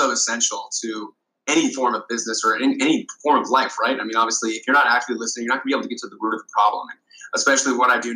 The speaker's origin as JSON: {"language": "English", "town": "Honolulu", "region": "Hawaii", "country": "United States", "tie": "born or raised there", "moved": "as an adult", "lives_now": "San Francisco, United States", "said": "I was born and raised, lucky to be born and raised in Honolulu, Hawaii"}